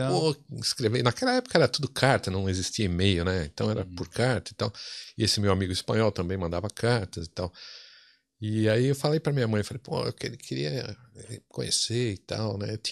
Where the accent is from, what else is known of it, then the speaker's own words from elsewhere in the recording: São Paulo, Brazil; also born or lived in Campinas; nasci e boa parte, grande parte da minha vida morei em São Paulo, capital.